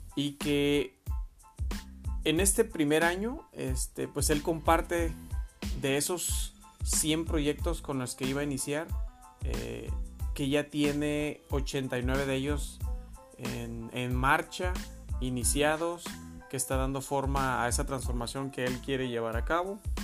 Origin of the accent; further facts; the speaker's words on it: Mexico; como mexicanos